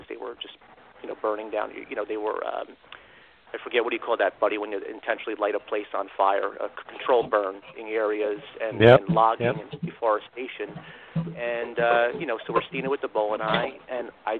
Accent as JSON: {"language": "English", "region": "New Jersey", "country": "United States", "tie": "born or raised there", "said": "I grew up in New Jersey, and I had the privilege of growing up pretty close to Pennsylvania."}